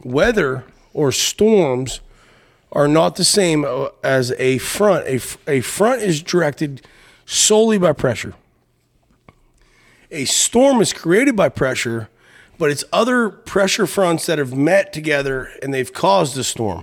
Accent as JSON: {"language": "English", "region": "Appalachia", "country": "United States", "tie": "born or raised there", "also_born_or_lived": "Ohio / Texas", "moved": "as an adult", "said": "I grew up in Appalachia, left Appalachia about 18, did what we did, you know, all that stuff, and have been all over the place"}